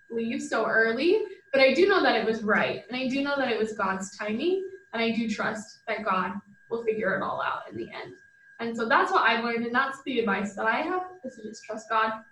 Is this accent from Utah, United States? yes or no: yes; Utah, United States; I'm from Utah, so very religious.